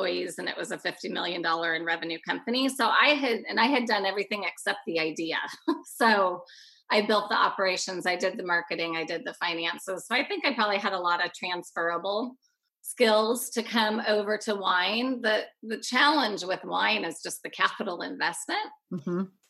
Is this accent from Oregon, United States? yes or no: yes; Oregon, United States; I was born and raised in Oregon.